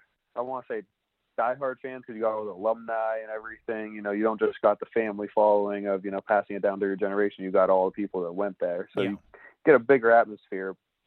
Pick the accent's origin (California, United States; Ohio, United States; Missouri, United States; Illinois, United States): Ohio, United States; Youngstown; I grew up in Youngstown, Ohio. So I grew up only about an hour and 15 minutes outside of Pittsburgh, kind of the middle point between Cleveland and Pittsburgh.